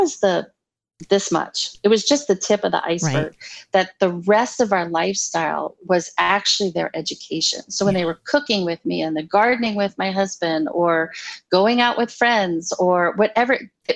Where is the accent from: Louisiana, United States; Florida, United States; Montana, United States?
Louisiana, United States; New Orleans; I'm from the South. I'm from New Orleans.